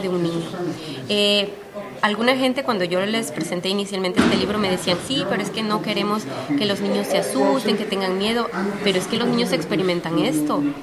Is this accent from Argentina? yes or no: no; Honduras; now in United States; Yo nací, crecí en Honduras